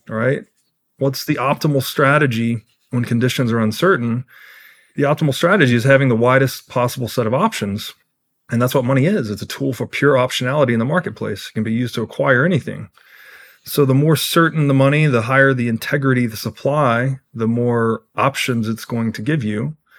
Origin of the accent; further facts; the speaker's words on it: Tennessee, United States; I grew up in Tennessee